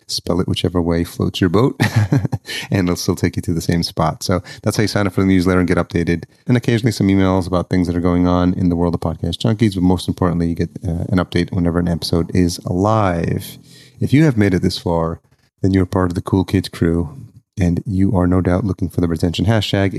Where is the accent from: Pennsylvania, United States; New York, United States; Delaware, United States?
New York, United States; Yonkers; I'm sitting in, uh, the dining room of the house where I grew up in Yonkers